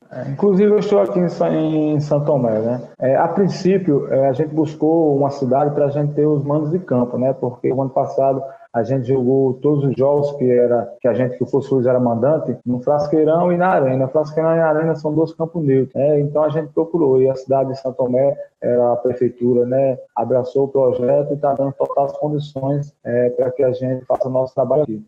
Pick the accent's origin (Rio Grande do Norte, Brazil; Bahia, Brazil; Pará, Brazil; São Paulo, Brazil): Rio Grande do Norte, Brazil; eu sou do estado do Rio Grande do Norte